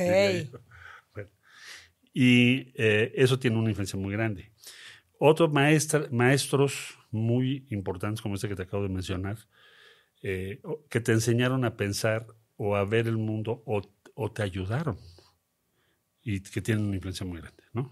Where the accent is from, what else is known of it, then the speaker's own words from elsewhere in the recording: Mexico City, Mexico; Crecimos en Coyoacán